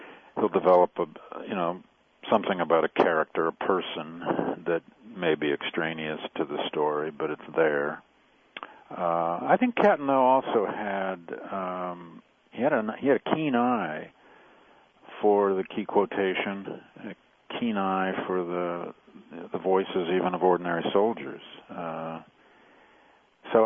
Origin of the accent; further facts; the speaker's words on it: Midwest, United States; growing up in the Midwest.